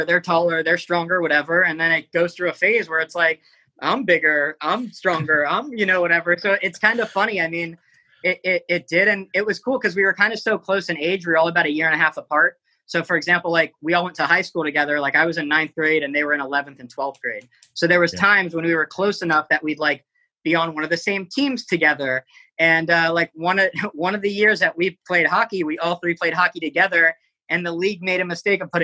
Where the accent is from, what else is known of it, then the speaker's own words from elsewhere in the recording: South Florida, United States; now in New York City, United States; I grew up in South Florida